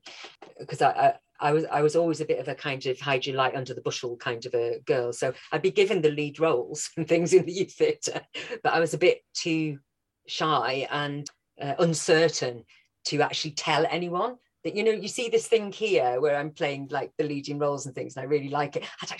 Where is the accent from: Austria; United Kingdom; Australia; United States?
United Kingdom; Wales; now in London, United Kingdom; when I first moved from Wales down to London, especially before I'd had, you know, a lot of my accent, I'm still there, but before I'd had a lot of it knocked out of me by drama school, then everyone thought I was a Scouse. So yeah, that's where I grew up, North Wales.